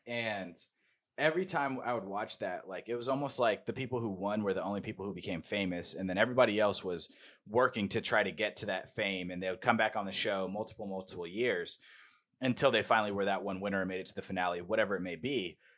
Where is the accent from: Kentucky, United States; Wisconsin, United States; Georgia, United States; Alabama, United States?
Georgia, United States; some states are opening up, like my home state, Georgia, opening back up.